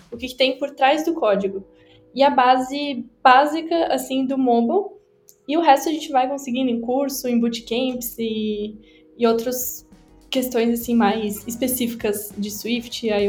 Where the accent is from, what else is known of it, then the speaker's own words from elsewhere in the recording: Blumenau, Santa Catarina, Brazil; tenho 21 anos, sou aqui da cidade de Blumenau, em Santa Catarina